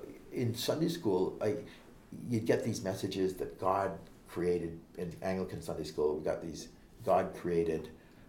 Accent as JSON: {"language": "English", "town": "Vancouver", "region": "British Columbia", "country": "Canada", "tie": "born or raised there", "said": "I was born and raised in Vancouver, Canada"}